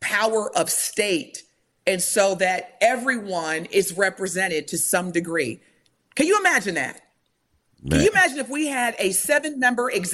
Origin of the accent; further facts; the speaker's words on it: United States; I'm Black in America, I'm still American